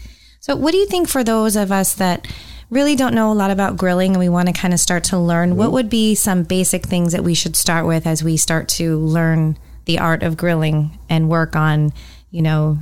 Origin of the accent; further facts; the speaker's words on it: California, United States; moved away; growing up in California